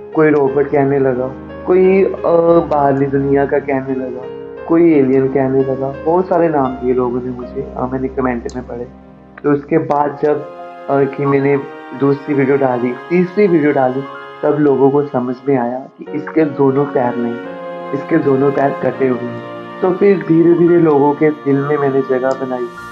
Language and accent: Hindi; Amritsar, Punjab, India; मैं अमृतसर से हूँ